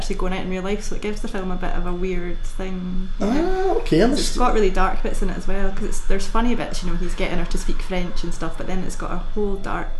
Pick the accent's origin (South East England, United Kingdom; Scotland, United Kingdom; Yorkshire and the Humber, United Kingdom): Scotland, United Kingdom; Kinross; I grew up in Kinross.